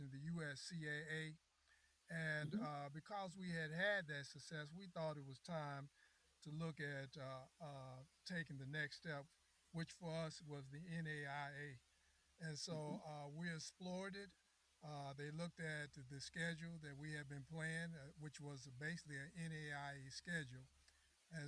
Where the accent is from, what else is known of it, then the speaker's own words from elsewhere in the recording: Louisville, Kentucky, United States; moved away as an adult; I grew up in Louisville, Kentucky